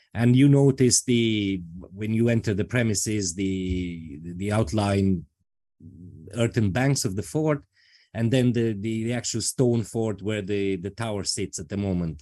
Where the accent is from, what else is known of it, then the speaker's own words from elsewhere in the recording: Transylvania, Romania; moved away as an adult; now in Ireland; I come from Romania, specifically from Transylvania